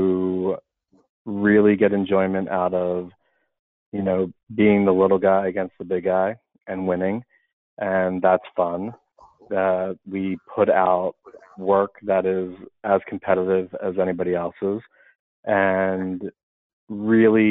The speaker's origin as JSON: {"language": "English", "town": "Philadelphia", "region": "Pennsylvania", "country": "United States", "tie": "born or raised there", "moved": "as an adult", "lives_now": "Boston, United States", "said": "I'm from Philadelphia, born and bred. I'm always going to be from Philly"}